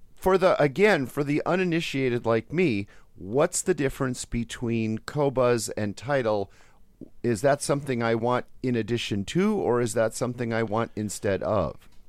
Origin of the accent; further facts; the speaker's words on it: Wisconsin, United States; growing up in Wisconsin